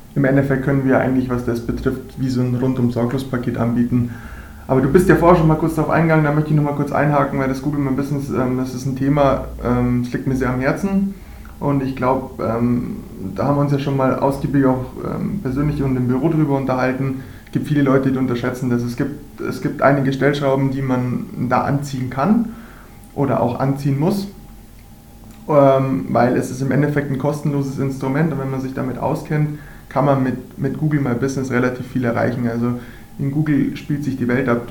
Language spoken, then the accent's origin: German; Ingolstadt, Bavaria, Germany; Ich bin eigentlich auf dem Eis auch aufgewachsen, groß geworden, natürlich auch hier beim hiesigen ERC Ingolstadt.